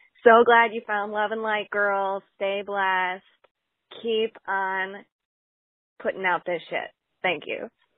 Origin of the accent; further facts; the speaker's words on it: Michigan, United States; I'm 26 and from Michigan.